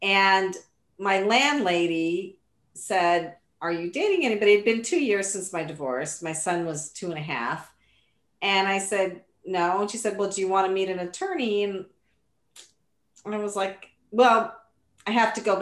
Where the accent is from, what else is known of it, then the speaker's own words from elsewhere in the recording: Seattle, Washington, United States; also born or lived in Michigan / Atlanta; now in New Jersey, United States; I grew up in Seattle